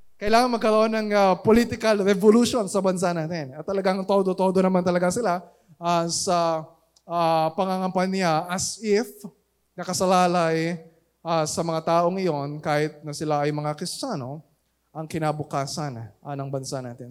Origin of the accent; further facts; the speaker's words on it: Philippines; we are Filipino citizens